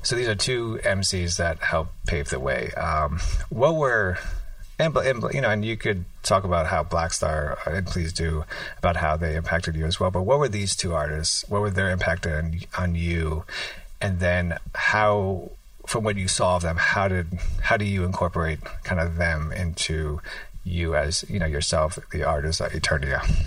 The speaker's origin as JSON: {"language": "English", "town": "New York City", "region": "New York", "country": "United States", "tie": "born or raised there", "said": "I grew up in New York City"}